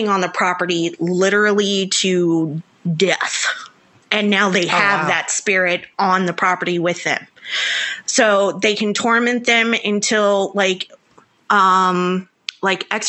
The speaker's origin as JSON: {"language": "English", "region": "the South", "country": "United States", "accent": "southern", "said": "my southern accent gets real heavy"}